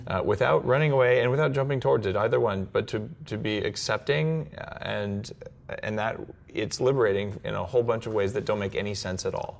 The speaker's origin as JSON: {"language": "English", "region": "New Mexico", "country": "United States", "tie": "born or raised there", "moved": "yes", "said": "I grew up in New Mexico"}